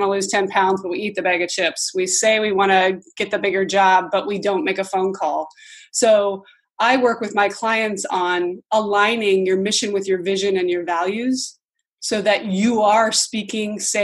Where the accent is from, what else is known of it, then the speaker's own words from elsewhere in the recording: Montana, United States; moved away as an adult; also born or lived in Virginia / Budapest, Hungary; now in Los Angeles, United States; I grew up in Montana